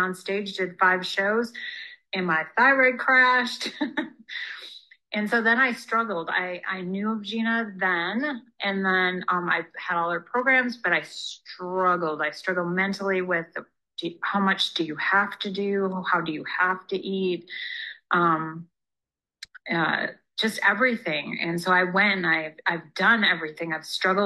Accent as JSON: {"language": "English", "area": "Upper Peninsula", "region": "Michigan", "country": "United States", "moved": "as an adult", "lives_now": "California, United States", "said": "I'm from Michigan, Upper Peninsula, Michigan, so like literally the middle of nowhere"}